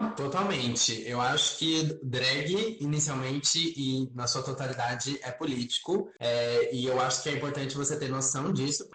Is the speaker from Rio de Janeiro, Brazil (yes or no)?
no; Santa Cecília, Santa Catarina, Brazil; moved away as an adult; now in Florianópolis, Brazil; Eu vim do interior de Santa Catarina, né, da Serra Catarinense, uma cidade chamada Santa Cecília, fica perto de Lages, Curitibano, por ali.